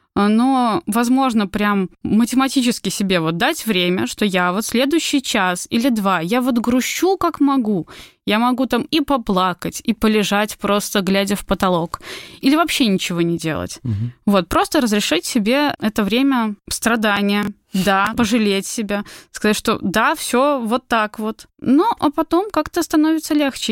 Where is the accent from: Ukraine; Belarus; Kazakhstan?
Belarus; moved away as an adult; now in Georgia; мы приехали из Беларуси